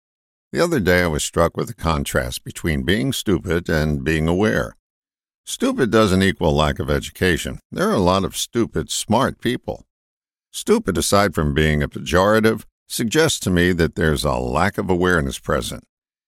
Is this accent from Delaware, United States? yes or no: no; Pennsylvania, United States; I've lived in 8 states and have visited 43. I grew up in Pennsylvania and have heard the following phrase countless times.